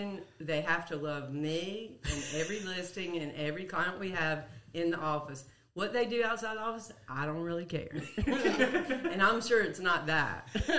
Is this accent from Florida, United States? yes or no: no; Greensboro, North Carolina, United States; I grew up in Greensboro